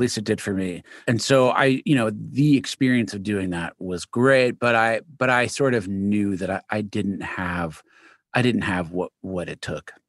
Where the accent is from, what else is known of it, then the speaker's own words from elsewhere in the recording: New York City, New York, United States; also born or lived in Manhattan; New York, originally born in Queens.